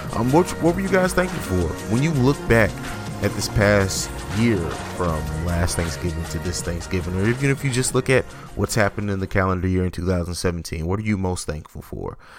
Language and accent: English; St. Louis, Missouri, United States; I'm not from East St. Louis, I'm from St. Louis